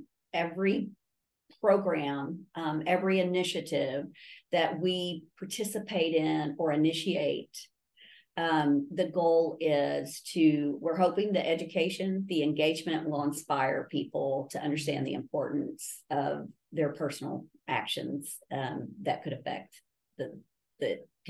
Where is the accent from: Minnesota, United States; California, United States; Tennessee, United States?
Tennessee, United States; Maryville; also born or lived in Nashville, Tennessee; now in West Tennessee, United States; I grew up in Maryville. One reason I love the state so much because I grew up in Maryville. I spent the majority of my career in Nashville, Middle Tennessee area, and now I call West Tennessee home.